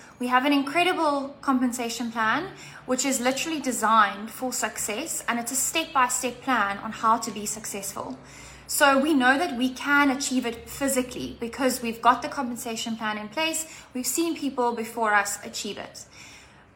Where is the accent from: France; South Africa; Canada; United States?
South Africa; Cape Town, Western Cape; I'm from Cape Town in South Africa